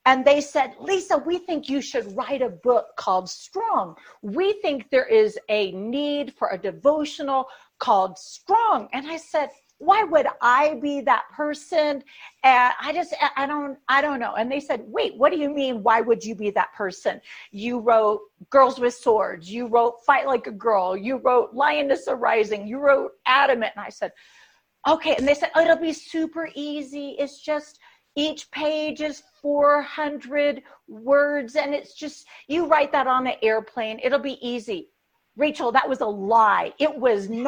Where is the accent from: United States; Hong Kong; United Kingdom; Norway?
United States; we in the American church